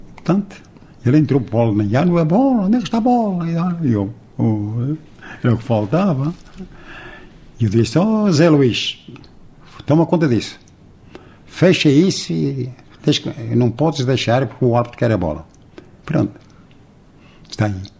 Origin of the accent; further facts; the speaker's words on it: Lamas, Portugal; sou de Lamas. Aqui ao lado.